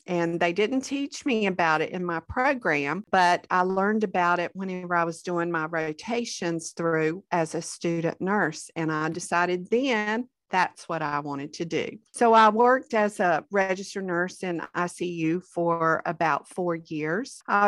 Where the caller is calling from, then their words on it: Garner, North Carolina, United States; I am joining you from Garner, North Carolina, which is right outside of Raleigh, our capital.